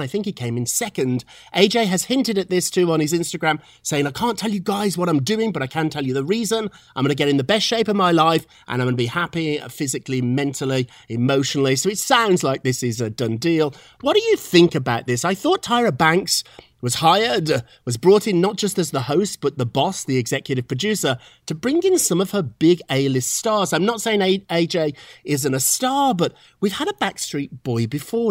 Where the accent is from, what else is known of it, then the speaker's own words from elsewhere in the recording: Birmingham, West Midlands, United Kingdom; now in New York City, United States; when I grew up in Birmingham, England, which was not London or Edinburgh, it was a down on its luck type of industrial town, I loved it.